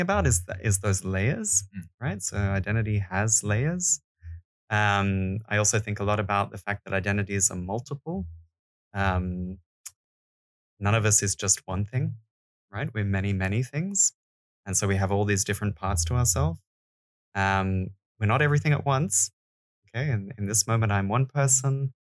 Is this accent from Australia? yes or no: yes; Australia; now in Denmark; I'm Australian